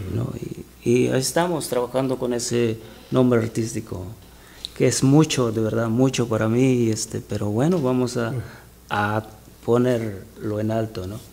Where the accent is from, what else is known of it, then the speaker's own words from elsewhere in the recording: Buenavista de Allende, Guerrero, Mexico; moved away; soy de Guerrero, Guerrero, México. Guerrero, México. Se llama el pueblo Buenavista de Allende Guerrero